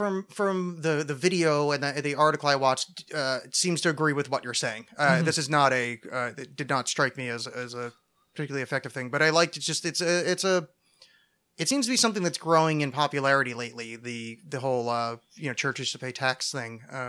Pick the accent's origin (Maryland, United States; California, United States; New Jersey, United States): New Jersey, United States; growing up in New Jersey, I knew about Donald Trump for, my whole life.